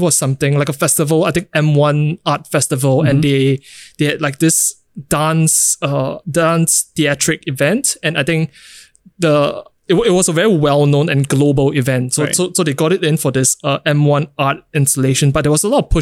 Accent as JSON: {"language": "English", "country": "Singapore", "tie": "born or raised there", "said": "being in Singapore and growing up in Singapore"}